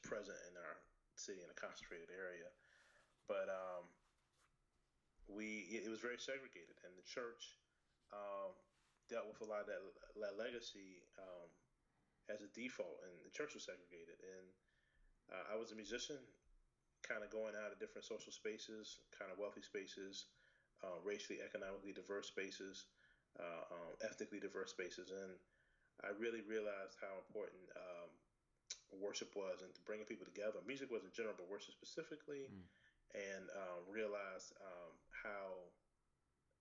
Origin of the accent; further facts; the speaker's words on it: Richmond, Virginia, United States; I'm from Richmond, Virginia. I've actually lived here my whole life